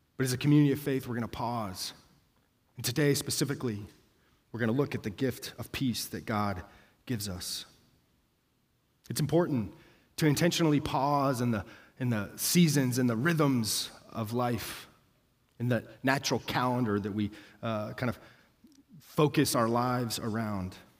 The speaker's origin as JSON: {"language": "English", "town": "Denver", "region": "Colorado", "country": "United States", "moved": "yes", "said": "I'm from Denver"}